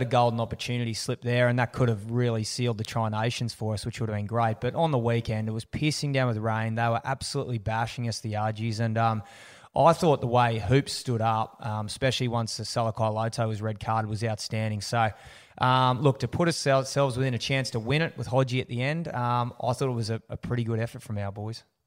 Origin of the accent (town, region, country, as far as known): Australia